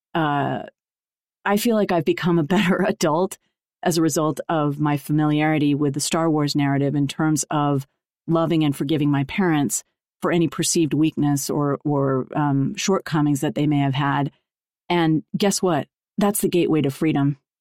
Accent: Los Angeles, California, United States; growing up in Los Angeles in an entertainment family

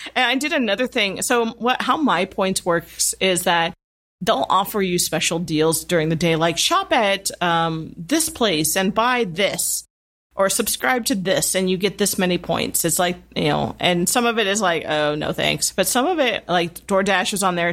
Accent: Midwest, United States; I grew up with in the Midwest.

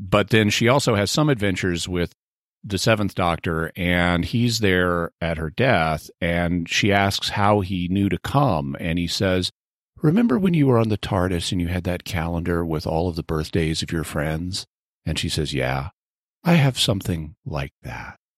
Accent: California, United States; speaking as a Californian

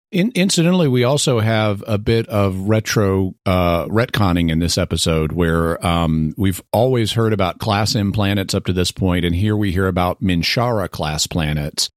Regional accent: Texas, United States; born or raised there

